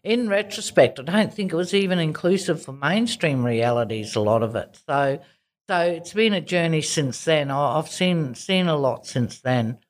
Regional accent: Darwin, Northern Territory, Australia; moved away as an adult; also born or lived in Kimberley; now in Perth, Australia; I actually was born and grew up in Darwin

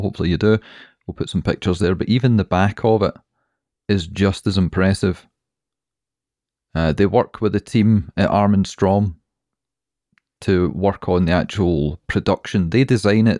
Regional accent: Scotland, United Kingdom; We're Scottish

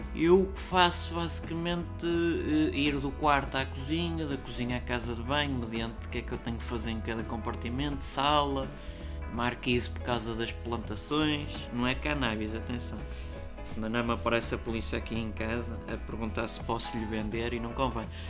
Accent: Portugal

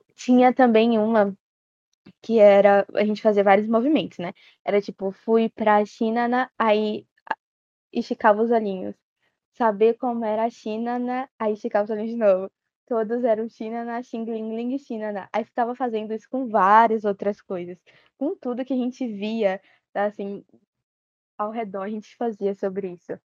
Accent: Bahia, Brazil; tenho 17 anos e sou da Bahia

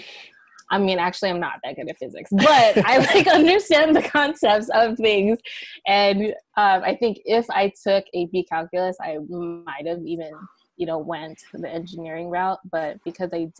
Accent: San Diego, California, United States; I grew up in Southeast San Diego

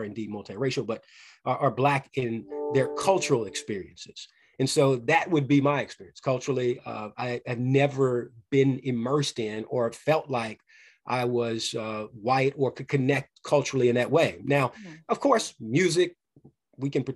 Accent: Louisville, Kentucky, United States; growing up in Louisville, Kentucky

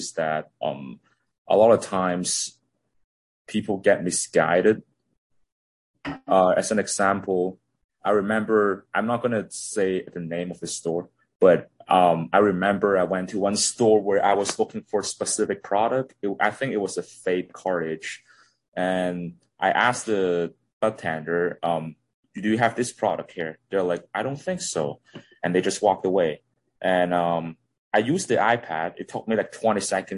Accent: Hong Kong; now in Toronto, Canada; I'm originally from Hong Kong. Now I'm living in Toronto

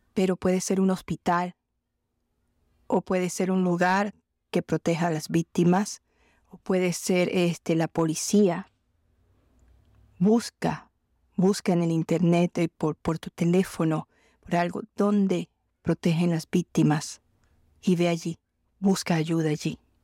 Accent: Colombia; en mi país, Colombia

